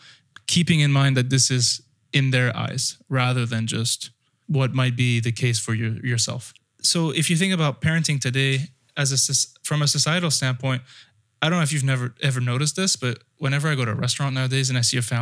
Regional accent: France; moved away; also born or lived in United Kingdom / United States; Well, I grew up in France, and then I grew up in the UK, and then I went to school in the US.

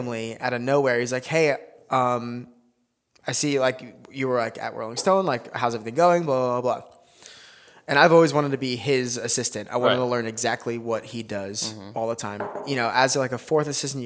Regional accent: New Jersey, United States; I'm from Jersey

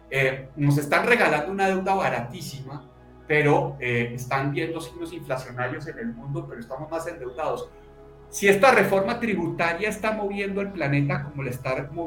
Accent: Bogotá, Bogotá Capital District, Colombia; now in Antioquia, Colombia; soy Rolo.

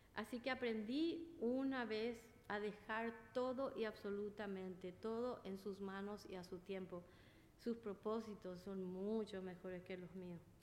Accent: Paraguay; moved away as an adult; now in Flushing, United States; soy de Paraguay

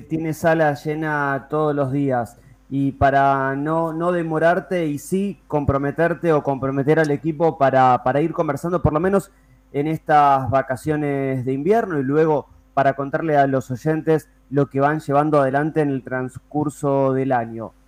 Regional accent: Avellaneda, Buenos Aires Province, Argentina; nosotros también ambos somos de Avellaneda

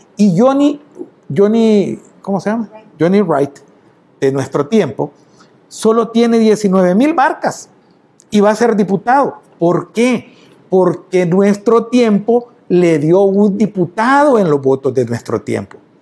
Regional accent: El Salvador; me siento tan orgulloso de mi pueblo, de mi nacionalidad

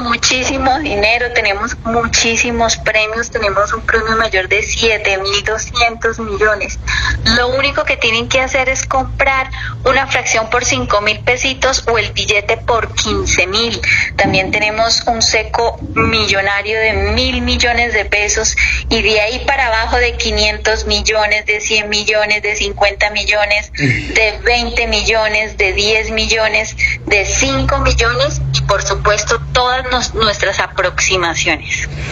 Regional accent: Santander, Colombia; nosotros como colombianos y Santander nuestras costumbres decembrinas

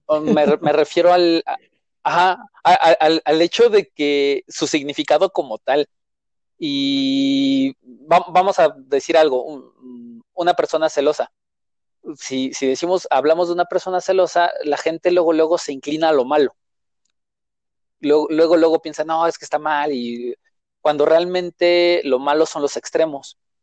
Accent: Mexico City, Mexico; yo como tal nací en la Ciudad de México, he crecido en la Ciudad de México, he vivido en la Ciudad de México

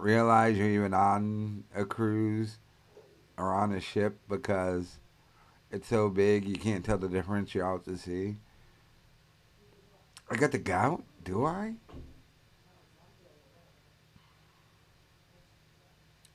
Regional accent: Rhode Island, United States; I'm from Rhode Island.

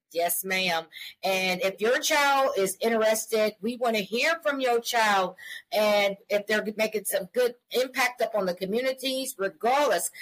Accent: Columbia, Missouri, United States; we are a mother daughter duo. We're from Columbia, Missouri

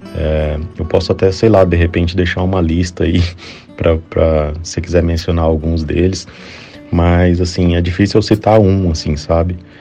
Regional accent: Campo Grande, Mato Grosso do Sul, Brazil; Eu sou de Campo Grande, Mato Grosso do Sul, eu tive contato com música, assim, desde criança

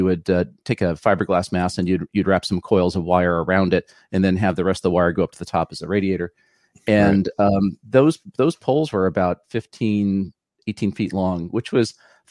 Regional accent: Los Angeles, California, United States; moved away as an adult; now in San Jose, United States; No, actually, I grew up in West Los Angeles, which is like the Silicon Desert.

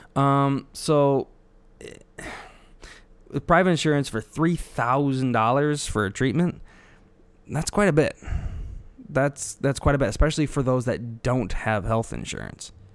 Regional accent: Illinois, United States; I'm from Illinois, not Chicago

